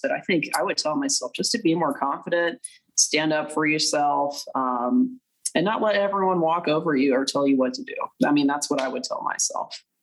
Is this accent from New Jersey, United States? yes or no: no; Duncanville, Texas, United States; I was born in Duncanville, Texas